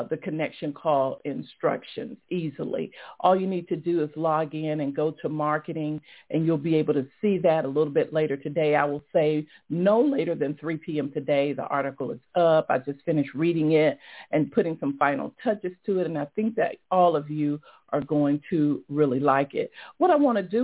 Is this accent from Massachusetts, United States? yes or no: no; Atlanta, Georgia, United States; here in my hometown, Atlanta